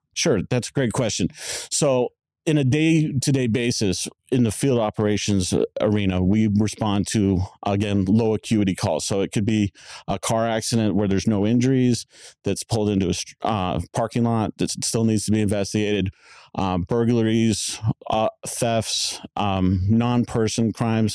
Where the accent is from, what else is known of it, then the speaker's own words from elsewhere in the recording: Tempe, Arizona, United States; also born or lived in Monterey, California; I was born in Monterey, California. My parents brought me back to Tempe when I was about four years of age, so I've lived in Tempe my whole life